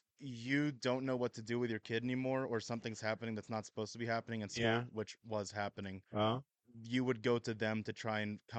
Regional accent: California, United States; now in Idaho, United States; Originally from California, moved around a bit, and then settled down here around 2020.

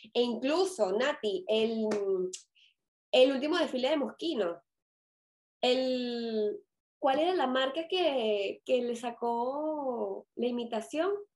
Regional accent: Caracas, Capital District, Venezuela; si me reconocen el acento, yo soy de Venezuela

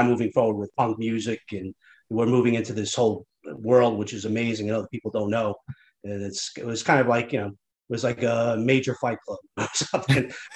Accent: Nanuet, New York, United States; I grew up in Nanuet.

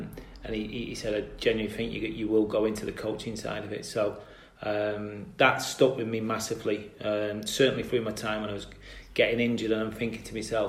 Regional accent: Salford, North West England, United Kingdom; anyone who knows Salford as a place, it's very much a red city. Obviously, Manchester's a big place. Greater Manchester's an even bigger place. But as a Salford lad

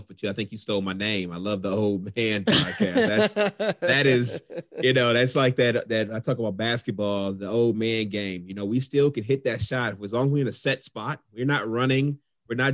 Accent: Cleveland, Ohio, United States; also born or lived in Iowa / Columbus, Ohio; I was born and raised in Cleveland.

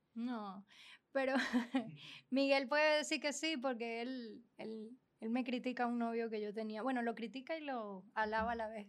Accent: Venezuela; moved away; fue como sentirme que nunca había salido de Venezuela.

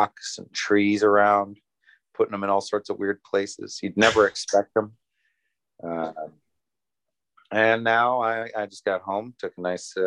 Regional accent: Northern Wisconsin, United States; also born or lived in Madison, Wisconsin; I am from Northern Wisconsin.

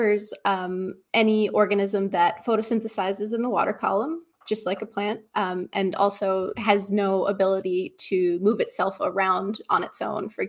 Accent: Great Guana Cay, Abaco, Bahamas; now in Halifax, Canada; I grew up in Abaco on a little key called Great Guanaki.

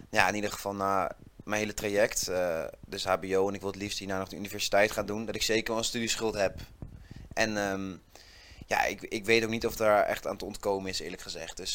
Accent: Zutphen, Gelderland, Netherlands; moved away as an adult; now in Nijmegen, Netherlands; ik ben 21 jaar. Ik kom oorspronkelijk uit Zutphen en ik woon nu al eh, nou ja, weer ruim een jaar in Nijmegen met veel plezier.

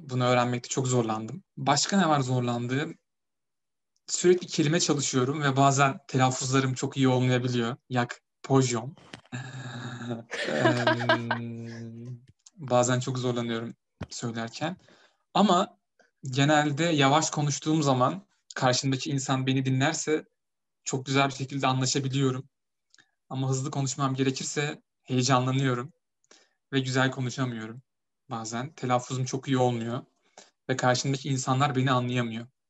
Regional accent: Turkey; now in Poland; Ben de Türk'üm

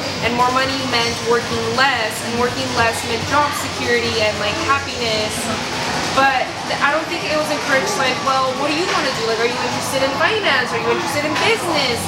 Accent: United States; I am American, like I was born here

